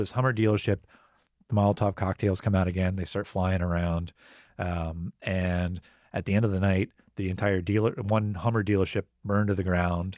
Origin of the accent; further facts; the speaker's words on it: Gainesville, United States; moved away; somebody that I grew up with in Gainesville